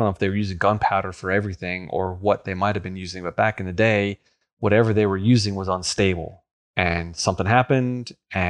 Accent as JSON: {"language": "English", "region": "New York", "country": "United States", "tie": "born or raised there", "said": "I grew up on Long Island, and on the North Shore, closer to New York City, was the Grucci fireworks family."}